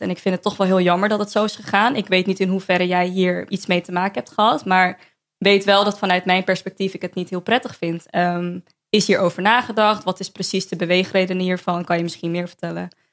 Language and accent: Dutch; Amsterdam, North Holland, Netherlands; born or raised there